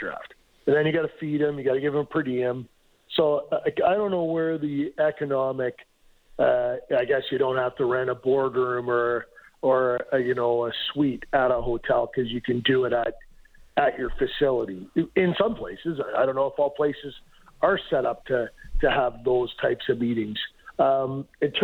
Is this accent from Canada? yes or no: yes; Peterborough, Ontario, Canada; I'm from Peterborough